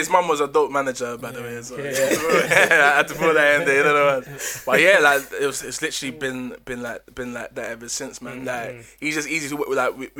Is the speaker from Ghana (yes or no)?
yes; Ghana; I'm from Ghana, innit?